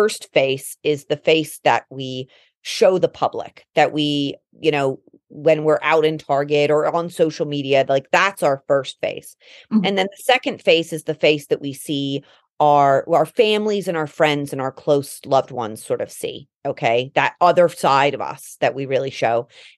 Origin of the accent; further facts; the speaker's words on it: London, United Kingdom; also born or lived in Colorado / East Coast, United States; now in United States; growing up in England